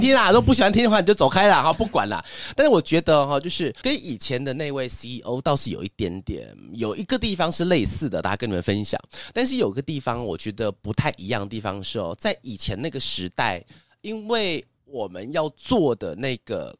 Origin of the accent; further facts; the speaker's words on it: Zhudong, Hsinchu County, Taiwan; moved away; also born or lived in Taipei; 我小时候是住新竹嘛，然后新竹竹东镇，哈，就是在一个偏乡的地方。在乡下的地方，我们的住的地方都是那种透天